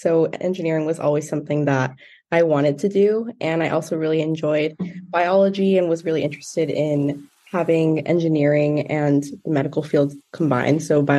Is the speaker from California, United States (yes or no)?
yes; Montebello, California, United States; I'm from Montebello, California, so about a 20-minute drive from campus.